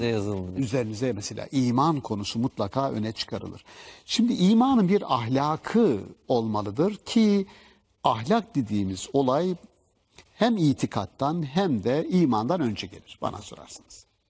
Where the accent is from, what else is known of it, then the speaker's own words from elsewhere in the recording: Black Sea Region, Turkey; bizim Karadeniz'de söylerler sünepe